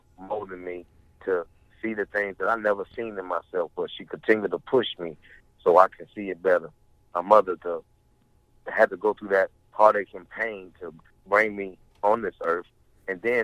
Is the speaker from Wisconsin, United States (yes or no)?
no; Pompano Beach, Florida, United States; my home state, for my community, which is Pompano Beach, Florida